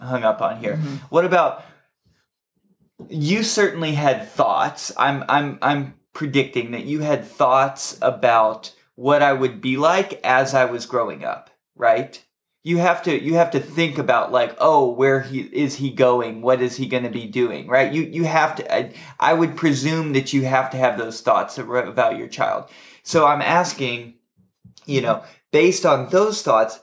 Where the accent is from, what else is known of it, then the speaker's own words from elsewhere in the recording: Emlyn, Kentucky, United States; the house that I grew up in Emlyn, Kentucky